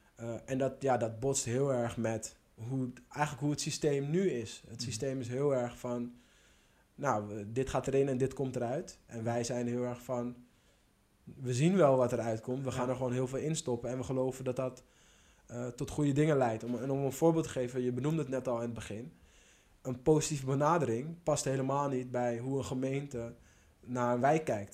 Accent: Schalkwijk, North Holland, Netherlands; kwam zelf ook uit Schalkwijk

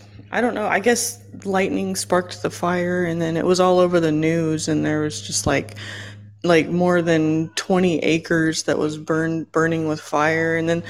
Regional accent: California, United States; Oh, just California area.

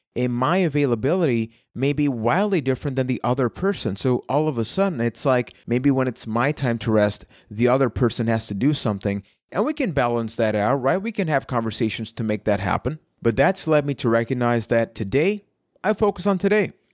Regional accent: Puerto Rico; I am from Puerto Rico

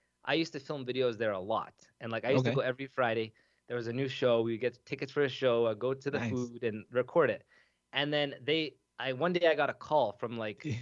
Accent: Toronto, Ontario, Canada; I'm from Toronto

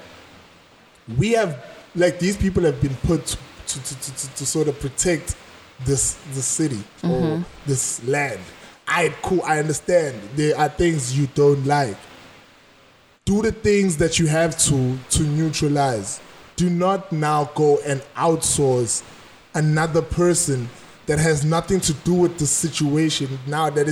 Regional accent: Durban, KwaZulu-Natal, South Africa; I was born in Sydenham Heights, went to primary school in Spearman, and went to high school in Boyne

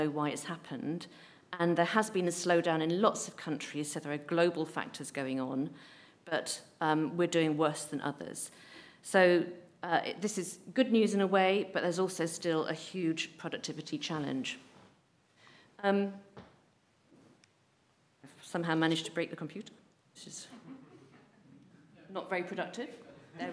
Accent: Ramsbottom, North West England, United Kingdom; I grew up in Ramsbottom

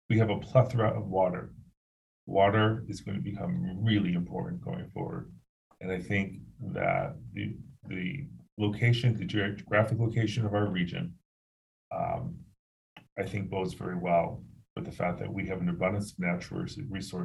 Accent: Buffalo, New York, United States; So we are from Buffalo, and we are for Buffalo.

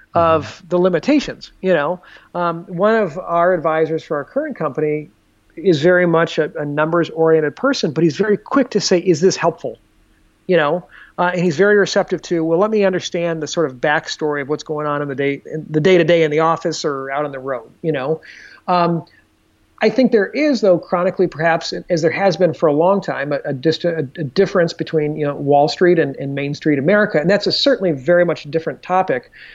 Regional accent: Des Moines, Iowa, United States; moved away as an adult; also born or lived in Chicago / Boston / New York City / Dominican Republic; I grew up in Des Moines.

